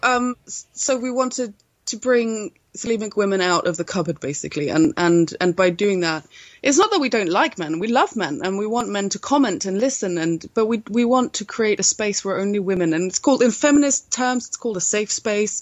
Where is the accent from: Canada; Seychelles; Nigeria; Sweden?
Sweden; I'm from Sweden